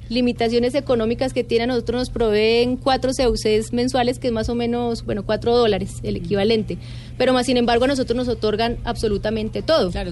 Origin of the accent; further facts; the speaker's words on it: Colombia; somos la delegación colombiana y entonces como es una escuela donde van alrededor de 150 países diferentes, y nosotros somos la delegación colombiana